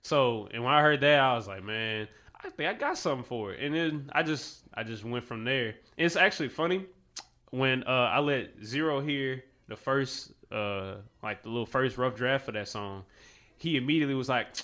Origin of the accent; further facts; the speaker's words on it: Baton Rouge, Louisiana, United States; also born or lived in West Coast; I'm from Sherwood Forest, like, you know, Boulevard and stuff like that, in Baton Rouge